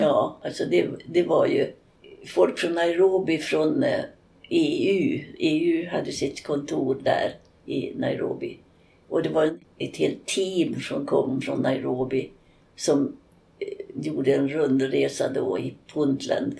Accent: Sweden; Jag var ensam svensk och jag var ensam europé ibland.

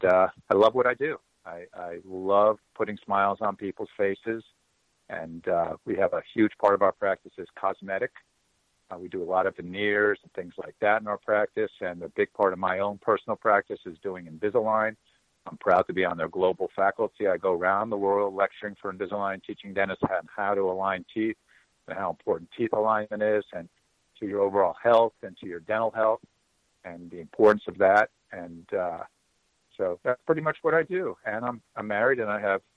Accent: Miami, Florida, United States; I am from Miami, Florida.

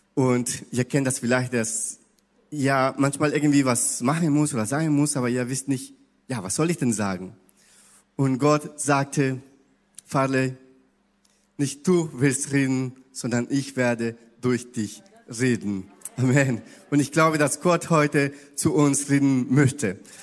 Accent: Ecuador; German is a second language; now in Hamburg, Germany; ich komme aus Ecuador, ich spreche Spanisch und ein bisschen Portugiesisch

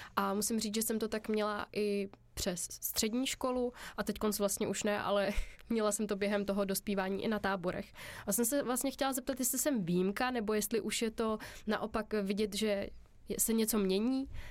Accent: Czechia; my jsme Češi takový hodně solidární

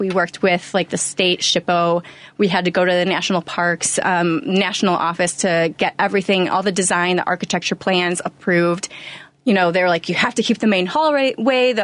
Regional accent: Orland Park, Illinois, United States; I grew up in the South Side, Orland Park

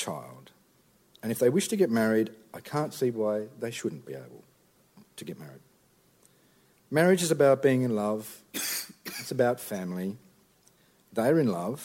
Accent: Tasmania, Australia; I'm from Tasmania

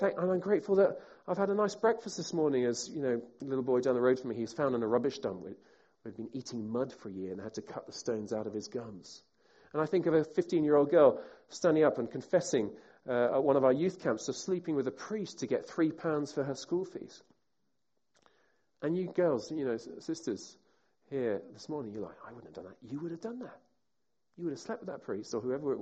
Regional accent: United Kingdom; I'm a Brit. Most of us here are British.

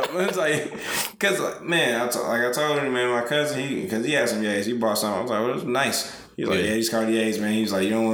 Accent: Hamtramck, Michigan, United States; I grew up in Hamtramck as well

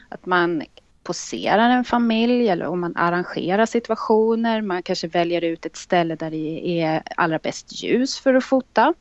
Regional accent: Stockholm, Stockholm County, Sweden; Jag är född och uppvuxen här i Stockholm och bor i Stockholm

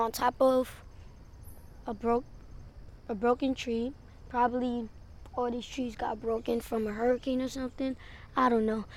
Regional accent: New York City, New York, United States; I'm 10 years old, and I'm from Brooklyn, New York

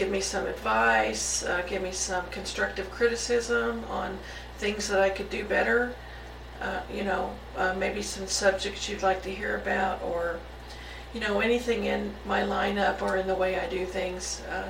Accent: Missouri, United States; Now, I'm originally from Missouri, so I kind of know what cold weather is

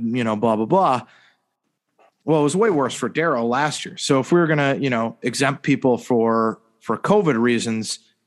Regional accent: United States; I grew up playing soccer in the United States

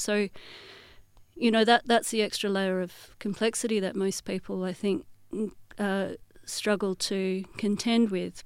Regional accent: Perth, Western Australia, Australia; accent: Australian; as someone born and raised in Australia, holding a Palestinian identity

